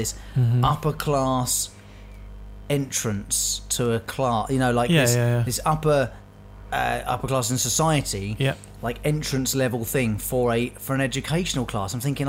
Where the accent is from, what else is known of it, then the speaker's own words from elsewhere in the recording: United Kingdom; I'm British